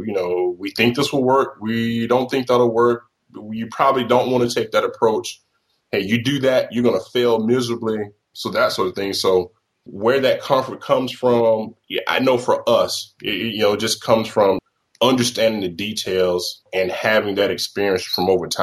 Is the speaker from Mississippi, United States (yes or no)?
yes; Mississippi, United States; moved away; I'm originally from Mississippi